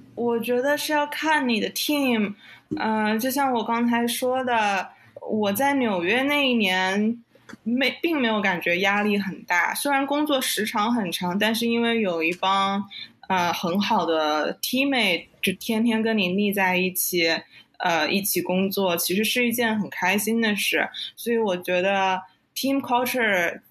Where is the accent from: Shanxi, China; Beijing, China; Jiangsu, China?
Jiangsu, China; Nanjing; moved away as an adult; also born or lived in Durham, North Carolina / Hong Kong; now in New York, United States; 我是南京人，所以从小在南京长大。啊，爸爸在银行工作，妈妈是在市政府的做会计